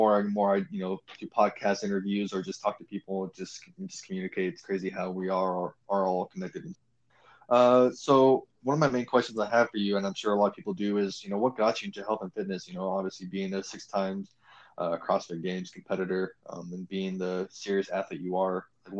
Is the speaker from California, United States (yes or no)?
yes; Hayward, California, United States; moved away; also born or lived in Castro Valley, California; I was born in Hayward.